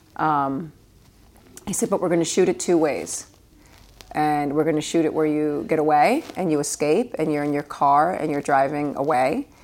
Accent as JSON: {"language": "English", "town": "New York City", "region": "New York", "country": "United States", "tie": "born or raised there", "said": "when I was a kid growing up in Queens"}